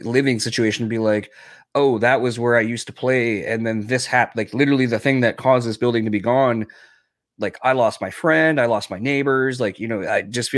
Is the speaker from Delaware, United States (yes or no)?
yes; Delaware, United States; moved away; I'm from Delaware originally